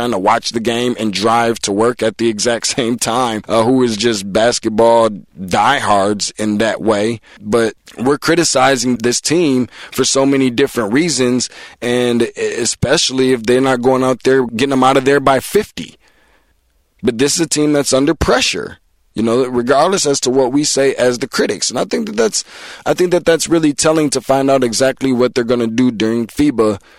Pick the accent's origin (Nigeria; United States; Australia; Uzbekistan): United States; as an American